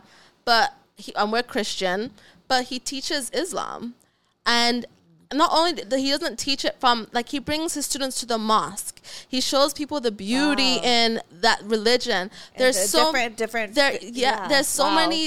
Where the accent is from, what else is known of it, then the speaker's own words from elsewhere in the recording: Ghana; also born or lived in Oklahoma; now in United States; I was raised in Ghana. I was raised in Africa, all around all black people.